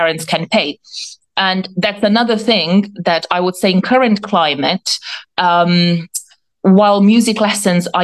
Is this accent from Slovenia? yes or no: yes; Slovenia; now in United Kingdom; I'm not originally from the UK. I'm from Slovenia.